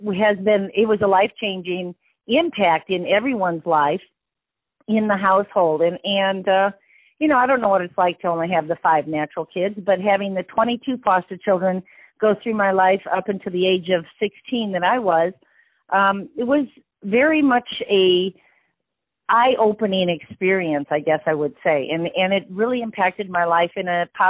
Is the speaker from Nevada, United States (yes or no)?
no; Wisconsin, United States; I am from the Midwest and from the Wisconsin area